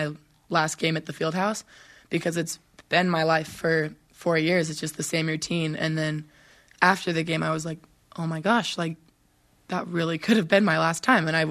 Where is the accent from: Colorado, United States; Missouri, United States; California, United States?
California, United States; Southern; we are both from Southern California